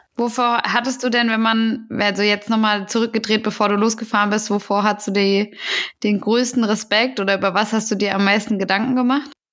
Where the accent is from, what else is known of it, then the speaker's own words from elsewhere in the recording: Hesse, Germany; ich komme ja aus Hessen und da, hat, da guckt man auf jeden Fall den hessischen Rundfunk